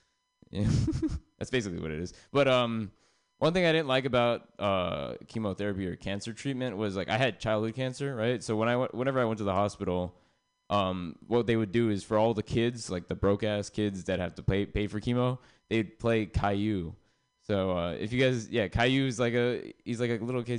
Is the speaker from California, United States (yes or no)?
yes; San Jose, California, United States; now in Oakland, United States; I'm from San Jose, um, which means like growing up, I heard the N word a lot, and then uh, when I moved to Oakland